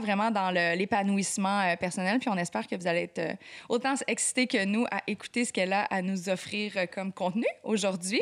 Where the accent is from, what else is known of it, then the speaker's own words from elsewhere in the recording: Quebec, Canada; on dit qu'on est québécois